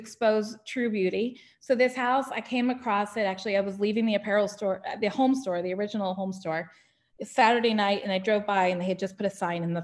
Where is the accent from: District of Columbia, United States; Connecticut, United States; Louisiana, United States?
Connecticut, United States; moved away as an adult; now in Roswell, United States; I'm from Connecticut originally, and it felt like home